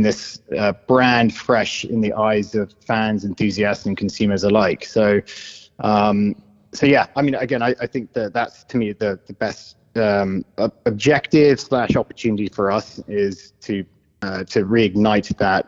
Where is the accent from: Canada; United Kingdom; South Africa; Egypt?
United Kingdom; accent: British; moved away; I'm British